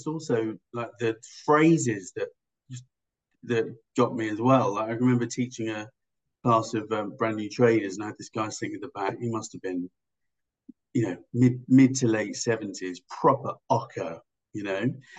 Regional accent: England, United Kingdom; now in Australia; when I came over here from England

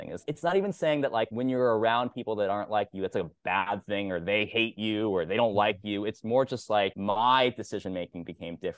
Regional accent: Kansas, United States; I'm from Kansas.

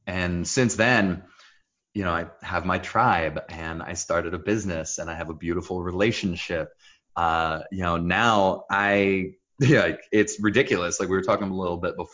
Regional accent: New Jersey, United States; accent: Israeli; English is a second language; also born or lived in Jerusalem, Israel; I was born in Jerusalem, Israel, and I was raised up in New Jersey.

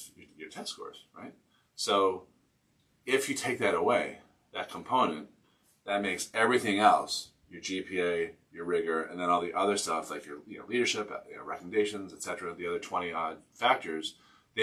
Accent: outside of Boston, Massachusetts, United States; when I was growing up outside of Boston in the 90s

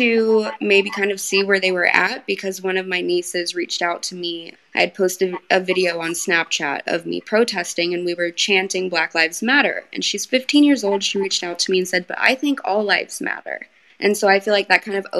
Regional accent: Lake of the Ozarks, Missouri, United States; now in Southern California, United States; I'm currently living in Southern California. I'm originally from Lake of the Ozarks, Missouri.

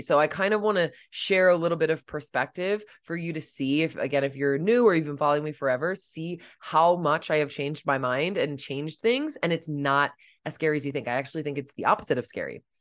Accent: Delaware, United States; moved away as an adult; also born or lived in Pennsylvania / Los Angeles; I had, like, stayed in my home state of Delaware and, like, Pennsylvania all my life.

